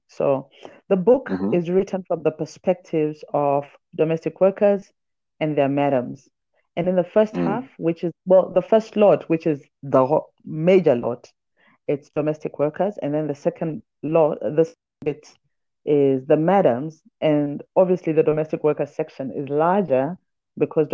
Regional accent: Zambia; also born or lived in Johannesburg, South Africa; now in Nairobi, Kenya; I was born in Zambia. My dad is South African. My mom is Zimbabwean. And now I stay in Nairobi when I'm not in Joburg or other African cities.

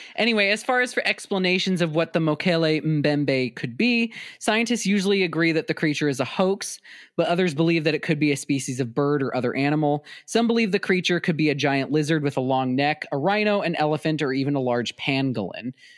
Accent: South Dakota, United States; my home state of South Dakota

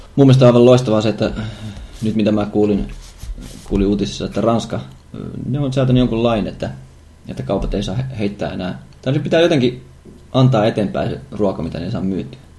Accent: Savonia, Finland; me kaikki Savosta lähtöisin olevat olemme.

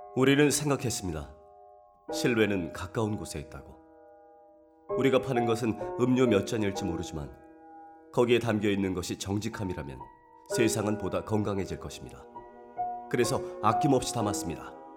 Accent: Daegwallyeong old road, Gangwon, South Korea; 제가 그 대관령 옛길에서 태어나고 자랐거든요

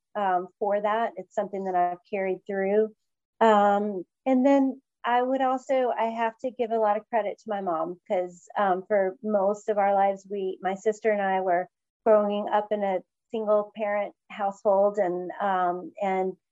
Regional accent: West Point, Georgia, United States; born or raised there; now in Atlanta, United States

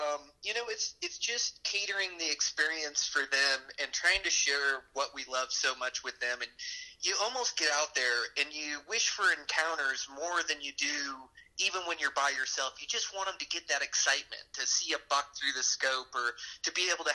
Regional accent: Pacific Northwest, United States; moved away as an adult; now in Ennis, United States; I grew up in the Pacific Northwest.

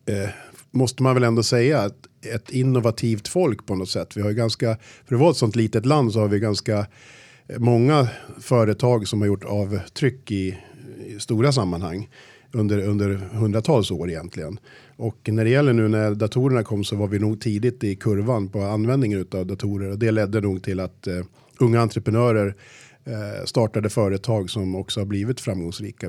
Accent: Sala, Västmanland, Sweden; Jag kommer från Sala, uppväxt i klassiskt eh, arbetarhem

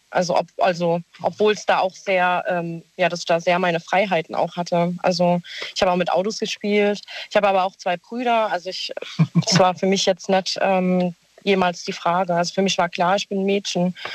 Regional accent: Mannheim, Baden-Württemberg, Germany; Aus Mannheim.

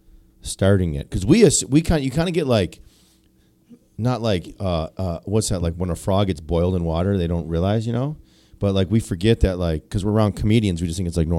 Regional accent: Sterling Heights, Michigan, United States; I'm from Sterling Heights.

